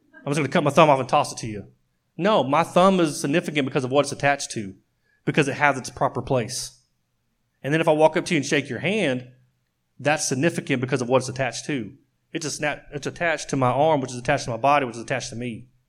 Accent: Oklahoma, United States; I grew up in Oklahoma

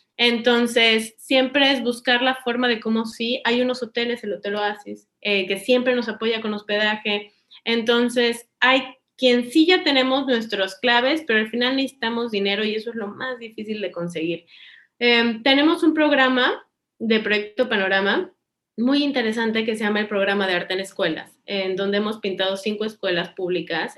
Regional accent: Cancún, Quintana Roo, Mexico; yo crecí en Cancún y tengo toda la vida en Cancún

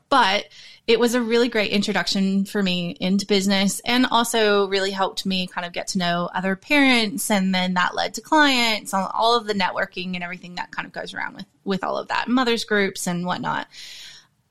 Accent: the South, United States; moved away as an adult; now in Australia; I grew up in America. I grew up in the South. And then I moved to Australia when I was 21 years old

